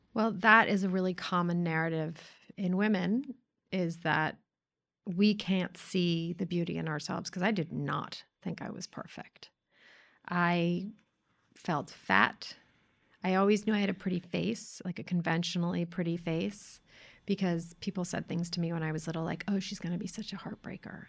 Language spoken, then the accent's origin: English; New York City, New York, United States; you and I grew up as girls in New York City in an all-girls private school